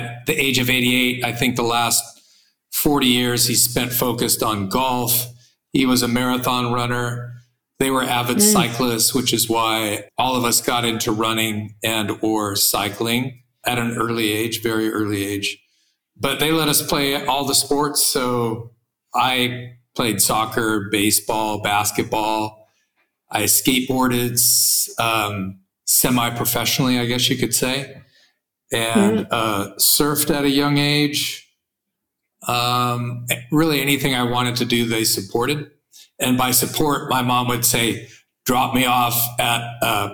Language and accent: English; Santa Monica, California, United States; I was born in Santa Monica, California